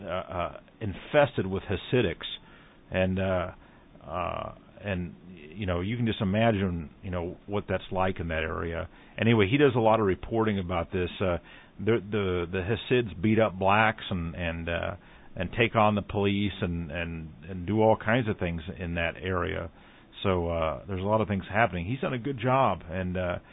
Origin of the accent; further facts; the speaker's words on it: United States; an American like myself